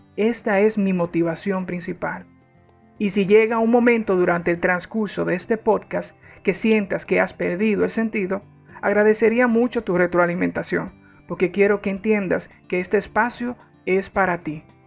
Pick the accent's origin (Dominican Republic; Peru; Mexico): Dominican Republic; also born or lived in Spain; Soy dominicano y tengo 29 años de edad